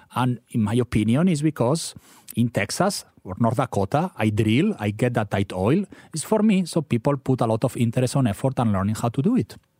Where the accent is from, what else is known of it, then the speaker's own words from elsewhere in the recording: Spain; now in Philadelphia, United States; your listeners could probably guess from my funny accent, I'm from Spain.